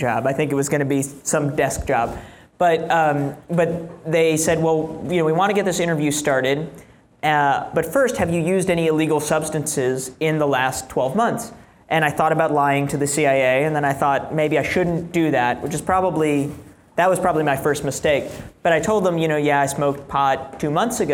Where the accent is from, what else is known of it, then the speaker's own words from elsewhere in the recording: New York City, New York, United States; I grew up in New York City